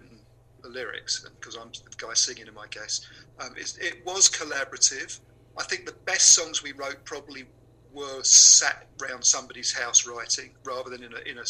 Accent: Upminster, London, United Kingdom; We lived in a place called Upminster, which is probably 20 miles out of London

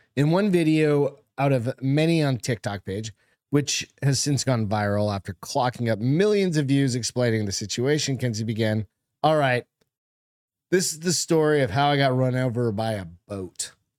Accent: Hampton, United States; moved away; I was in Hampton

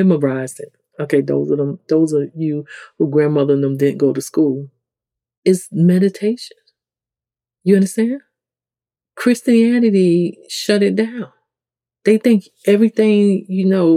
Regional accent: New York City, New York, United States; accent: New York; If you come from the hood in the ghetto, like I come from the South Bronx

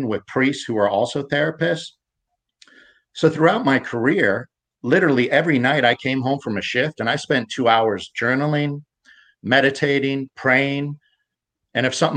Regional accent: United States; also born or lived in Pittsburgh, Pennsylvania / Ohio; I grew up in Pittsburgh and Ohio suburbs.

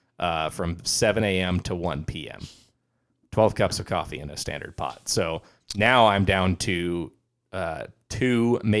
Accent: England, United Kingdom; So I've thought about that, because especially being English, like being a British person.

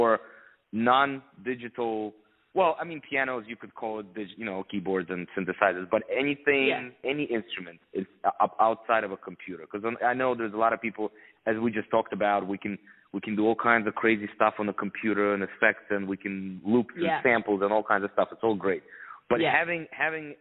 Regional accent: Ukraine; moved away; also born or lived in Philadelphia; I'm from Ukraine originally

